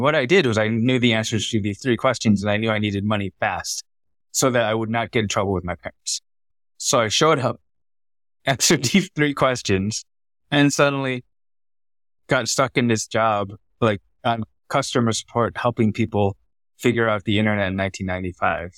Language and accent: English; United States; first language Vietnamese; English is a second language; moved away as an adult; also born or lived in Vietnam / Thailand / Singapore; I was born in America, raised to be a doctor